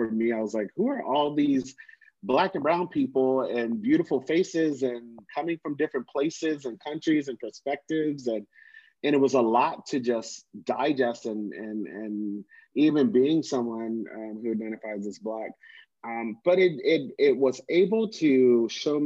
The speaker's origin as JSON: {"language": "English", "region": "Virginia", "country": "United States", "tie": "born or raised there", "moved": "as an adult", "lives_now": "Atlanta, United States", "said": "born and raised in Virginia"}